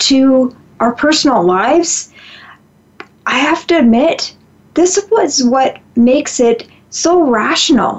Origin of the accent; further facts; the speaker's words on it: Canada; I'm from Canada